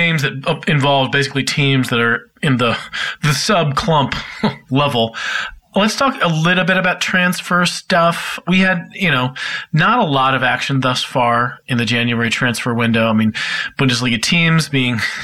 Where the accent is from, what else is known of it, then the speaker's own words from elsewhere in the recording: United States; I'm American